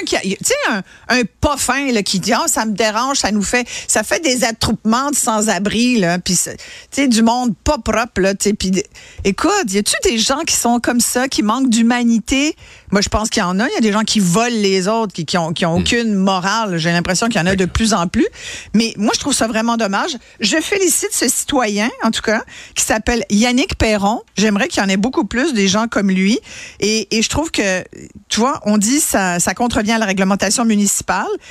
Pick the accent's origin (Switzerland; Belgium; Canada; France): Canada; Quebec; chez nous au Québec